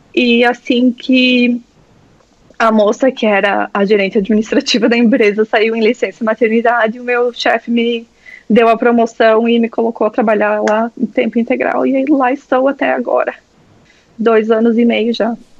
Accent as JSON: {"language": "Portuguese", "country": "Brazil", "moved": "as an adult", "lives_now": "Sydney, Australia", "said": "por ser do Brasil ou por, enfim, por não, não falar inglês como minha primeira língua"}